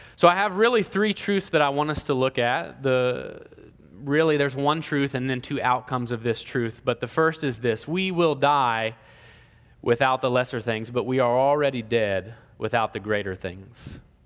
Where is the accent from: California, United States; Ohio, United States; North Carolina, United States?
Ohio, United States; now in Columbus, Georgia, United States; I'm from Ohio